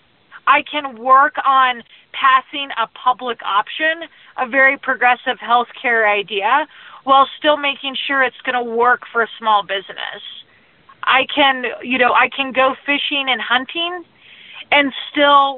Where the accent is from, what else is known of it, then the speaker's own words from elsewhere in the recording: rural Colorado, United States; one of my favorite restaurants in my hometown